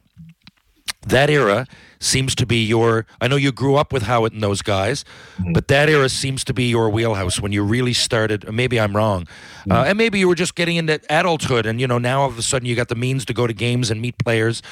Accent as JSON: {"language": "English", "town": "St. John's", "region": "Newfoundland and Labrador", "country": "Canada", "said": "I'm from St. John's, Newfoundland"}